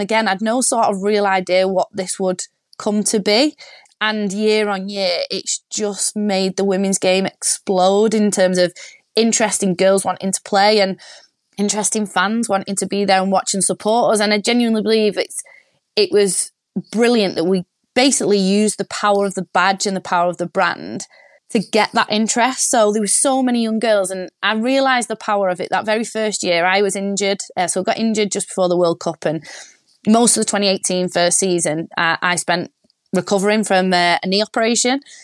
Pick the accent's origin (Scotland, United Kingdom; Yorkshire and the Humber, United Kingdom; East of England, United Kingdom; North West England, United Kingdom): North West England, United Kingdom; Warrington; I'm from Warrington, which is big rugby league town